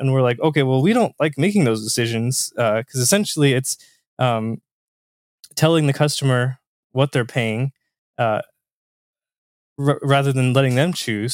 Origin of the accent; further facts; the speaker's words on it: Southern Indiana, United States; I'm from Southern Indiana myself. So, uh, small town